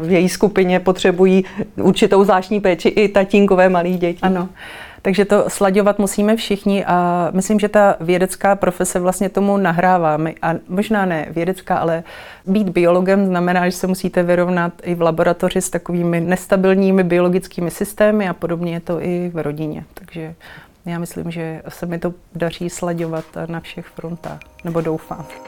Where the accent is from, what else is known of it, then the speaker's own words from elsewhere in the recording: Kralupy nad Vltavou, Central Bohemian Region, Czechia; jsem se dostala do divadelního souboru v Kralupech, to je moje rodné město